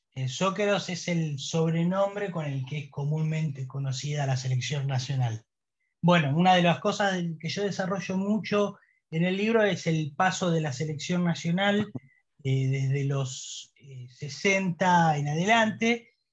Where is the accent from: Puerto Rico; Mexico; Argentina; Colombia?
Argentina; los argentinos